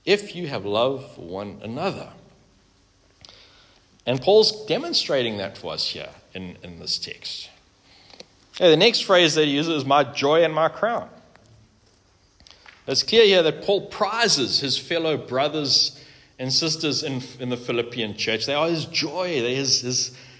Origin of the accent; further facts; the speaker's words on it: South Africa; we are South African is by the by, frankly. We're proudly South African